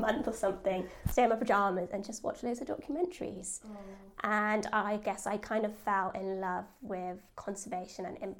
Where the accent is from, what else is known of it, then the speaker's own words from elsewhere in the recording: Bristol, South West England, United Kingdom; also born or lived in Oxford; So I grew up in Bristol, born and bred, which is quite a rarity apparently these days.